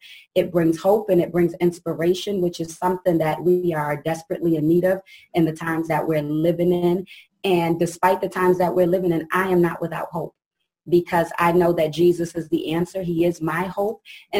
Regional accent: Boston, Massachusetts, United States; I'm from Boston, Mass.

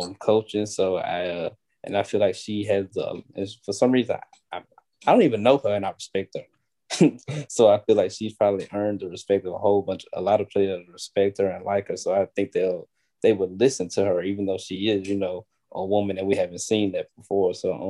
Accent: Louisiana, United States; I'm from Louisiana.

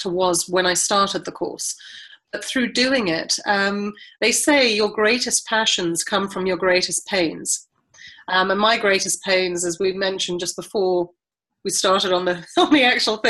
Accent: South Africa; moved away; I was brought up in South Africa during apartheid, but we went to a mixed race school.

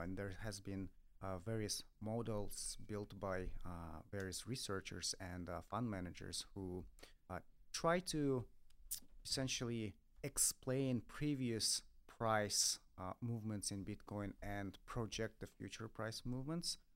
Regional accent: Russia; I come from Russia

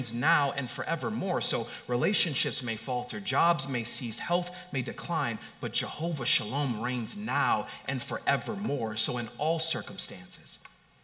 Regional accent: Long Beach, California, United States; I grew up in Long Beach, California

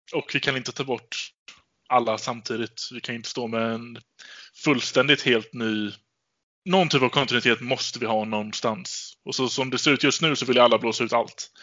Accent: Gothenburg, Västra Götaland, Sweden; jag är göteborgare

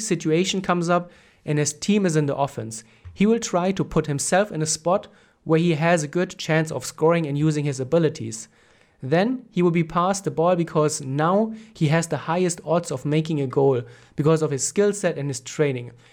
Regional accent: Germany; I'm from Germany

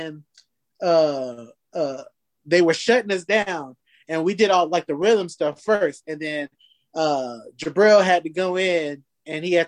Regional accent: Fayetteville, North Carolina, United States; now in Seattle, United States; my hometown, Fayetteville

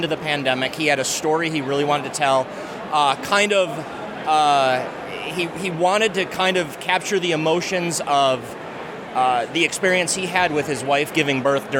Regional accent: Ohio, United States; now in Seattle, United States; I'm from Ohio originally, right up I-75 there.

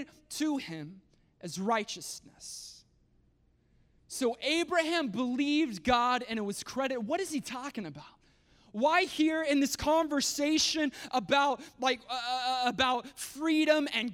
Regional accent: United States; as American Christians

